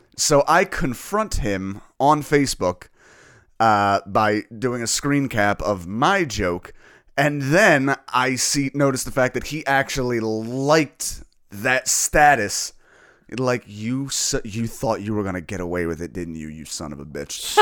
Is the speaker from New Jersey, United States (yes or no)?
yes; New Jersey, United States; moved away as an adult; now in Philadelphia, United States; I'm originally from New Jersey